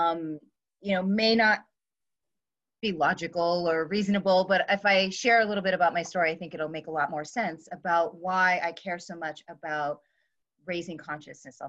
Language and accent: English; California, United States; I am from California